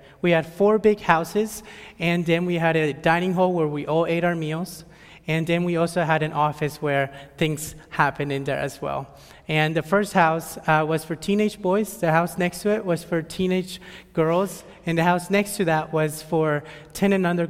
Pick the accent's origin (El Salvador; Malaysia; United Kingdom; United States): El Salvador; born there; I'm 21 years old. I was born in El Salvador, but sadly, if you were to ask me anything about my country, I would not be able to tell you anything.